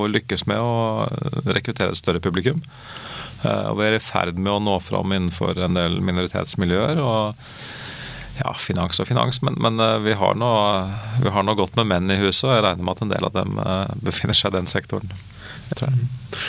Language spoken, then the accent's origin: Norwegian; Oslo, Norway; jeg er fra Oslo og snakker sånn som jeg snakker